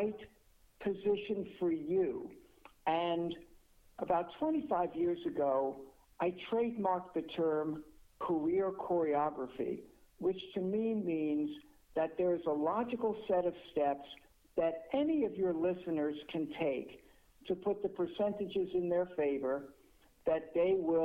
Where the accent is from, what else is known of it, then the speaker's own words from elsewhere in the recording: New York, United States; I am a New Yorker